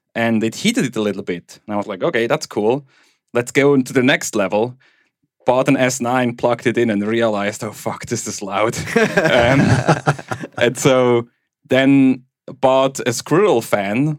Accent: German-speaking Switzerland, Switzerland; accent: Swiss German; first language Swiss German; English is a second language; where I grew up in Switzerland

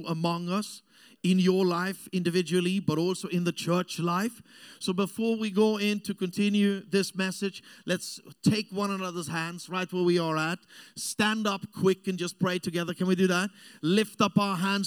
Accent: Austria; English is a second language; moved away as an adult; also born or lived in Africa; I grew up in South Europe. I'm an Austrian

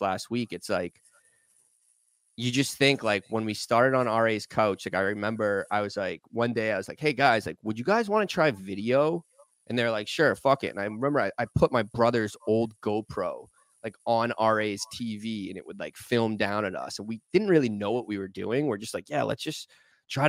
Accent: Boston, Massachusetts, United States; moved away as an adult; now in New York, United States; I grew up in Boston, 93

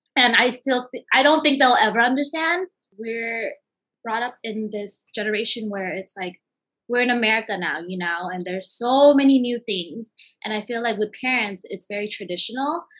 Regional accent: Bay Area, California, United States; moved away as an adult; now in Southern California, United States; I am from the Bay Area originally, and I have lived in Southern California now for about like seven years

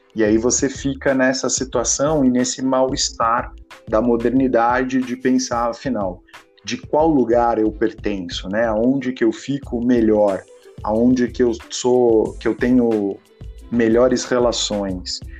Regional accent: Bragança Paulista, São Paulo, Brazil; also born or lived in Portugal

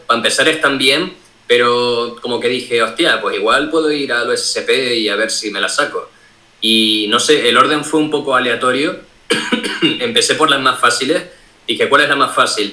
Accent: Tenerife, Canary Islands, Spain; Yo soy de Tenerife

